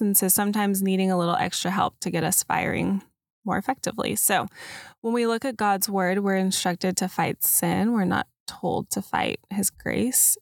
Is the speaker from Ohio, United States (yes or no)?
no; Dallas, Texas, United States; I grew up in Dallas